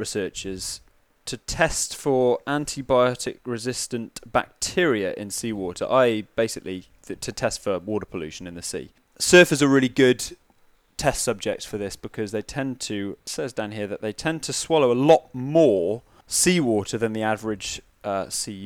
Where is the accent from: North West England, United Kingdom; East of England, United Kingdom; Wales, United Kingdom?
Wales, United Kingdom; Wales, my home country